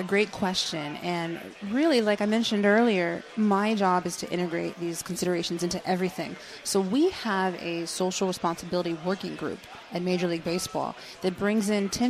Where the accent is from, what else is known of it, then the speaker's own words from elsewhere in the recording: Germany; born there; Yeah, I was born in Germany.